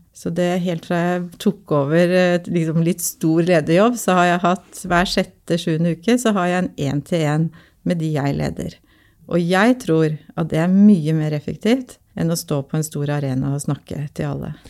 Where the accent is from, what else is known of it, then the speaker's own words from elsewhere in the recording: Oslo, Norway; Jeg er jo født og oppvokst på Linderud eh, i Groruddalen